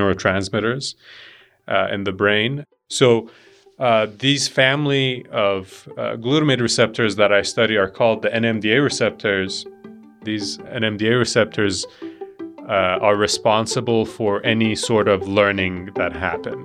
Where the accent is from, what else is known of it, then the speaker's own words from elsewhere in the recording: Iran; now in Montana, United States; I'm from Iran. I came here about 11, 12 years ago